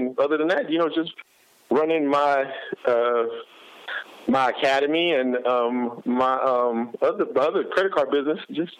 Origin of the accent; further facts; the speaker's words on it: Youngstown, Ohio, United States; moved away as an adult; also born or lived in Manhattan, Kansas; now in Los Angeles, United States; I grew up in Youngstown, Ohio, a real tough steel mill, you know, old Rust Belt type town, and huge football tradition.